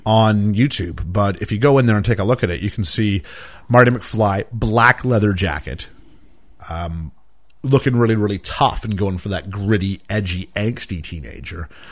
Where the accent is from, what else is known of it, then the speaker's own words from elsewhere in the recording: Canada; moved away; I'm Canadian